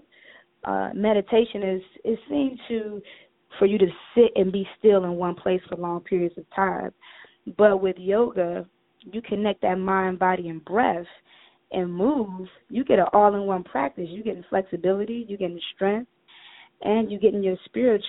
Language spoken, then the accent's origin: English; Cleveland, Ohio, United States; moved away as an adult; now in Atlanta, United States; I'm from Cleveland, Ohio. I'm a northern girl. I came down to Atlanta about 5-6 years ago